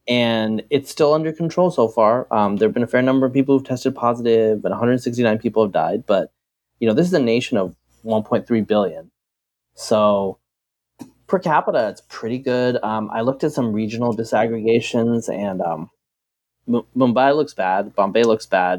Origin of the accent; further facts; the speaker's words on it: Bangladesh; moved away; I was born in Bangladesh